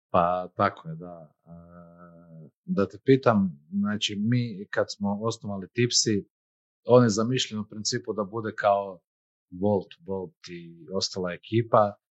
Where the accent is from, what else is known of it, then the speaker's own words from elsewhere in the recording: Croatia; mi kao Hrvati